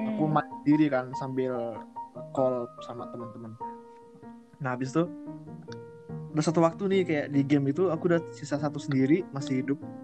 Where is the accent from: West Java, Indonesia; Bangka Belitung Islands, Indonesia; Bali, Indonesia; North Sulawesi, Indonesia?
Bangka Belitung Islands, Indonesia; waktu SMP kan aku di Belitung